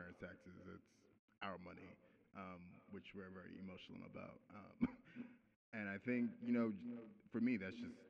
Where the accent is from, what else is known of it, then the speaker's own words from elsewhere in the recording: New York City, New York, United States; I'm from Brooklyn. I grew up hip-hop era